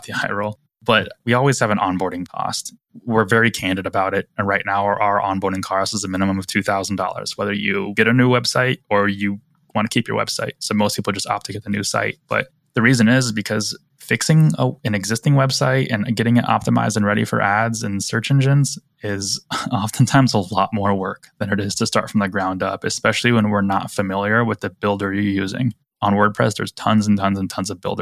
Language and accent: English; Kansas City, Missouri, United States; I'm from Kansas City